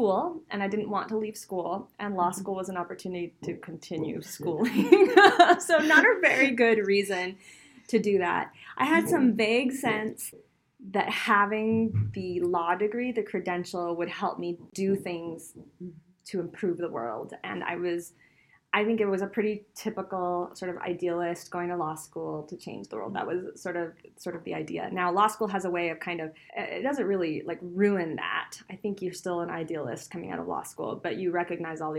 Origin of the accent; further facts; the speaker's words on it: Zulia, Venezuela; moved away; also born or lived in Provo, Utah, United States; I grew up in Venezuela.